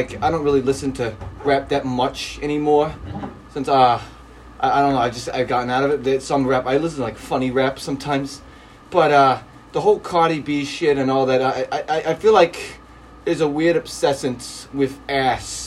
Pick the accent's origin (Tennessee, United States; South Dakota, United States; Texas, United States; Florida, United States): Florida, United States; growing up in Florida